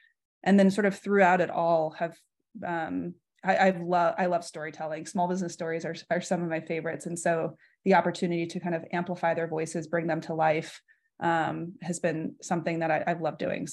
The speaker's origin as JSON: {"language": "English", "town": "San Francisco", "region": "California", "country": "United States", "also_born_or_lived": "Los Angeles, United States", "said": "So I'm from San Francisco. I actually still reside here today"}